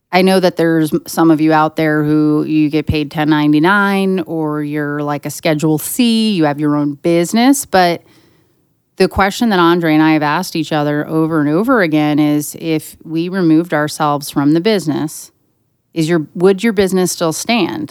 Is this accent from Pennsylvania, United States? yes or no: yes; western Pennsylvania, United States; my hometown in western Pennsylvania